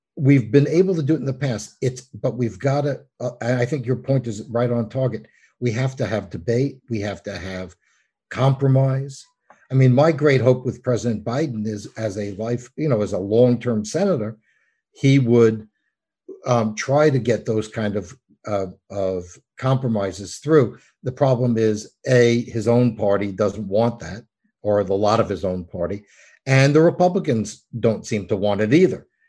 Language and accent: English; New York, United States; I'm from New York